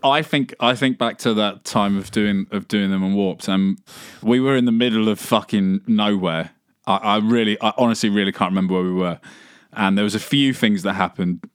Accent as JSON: {"language": "English", "region": "England", "country": "United Kingdom", "tie": "born or raised there", "said": "growing up in England"}